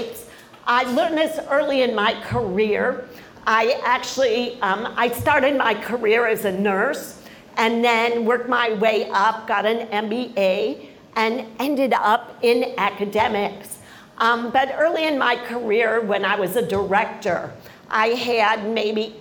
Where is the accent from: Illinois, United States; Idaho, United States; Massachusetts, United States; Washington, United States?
Illinois, United States; Chicago; now in Miami, United States; I was born in Chicago